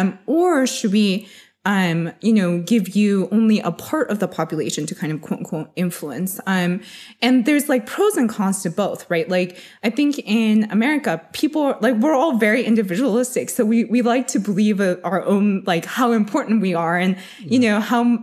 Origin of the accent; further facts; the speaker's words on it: United States; So I'm Chinese American. So growing up, I've always loved like having individualism versus like, you know, having to like fit into a mold.